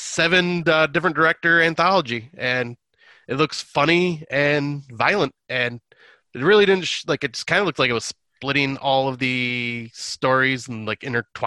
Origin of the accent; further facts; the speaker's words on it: Michigan, United States; Yep, because I am Michigan, so I am part Canadian in that way.